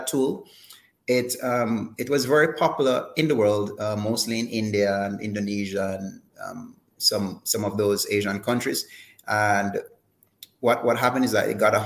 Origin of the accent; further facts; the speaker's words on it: Jamaica; being born here